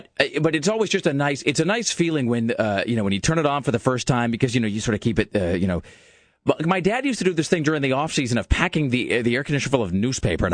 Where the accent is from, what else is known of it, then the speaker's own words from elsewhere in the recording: Kennewick, Washington, United States; Kennewick, which is my hometown